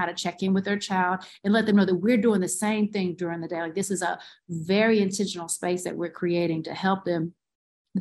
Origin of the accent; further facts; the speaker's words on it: Goldston, North Carolina, United States; now in Durham, United States; I'm from Golston, North Carolina